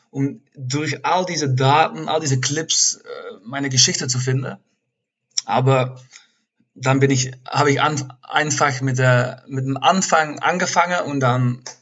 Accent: Turnhout, Flanders, Belgium; now in Cologne, Germany; Äh, Turnhout, das ist so ein kleines Städtchen in der Nähe von Antwerpen.

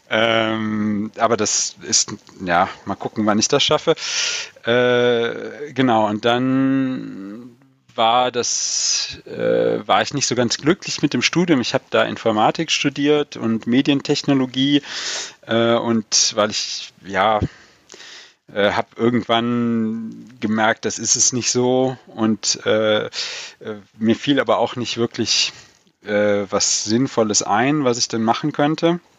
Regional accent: North Rhine-Westphalia, Germany; also born or lived in Black Forest; ich komme halt ganz aus dem Westen Deutschland an der ähm, belgisch-holländischen Grenze

